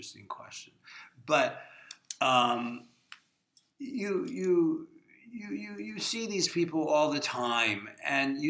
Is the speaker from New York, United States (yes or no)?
no; Camden, New Jersey, United States; also born or lived in Collingswood, New Jersey; I grew up in Camden, New Jersey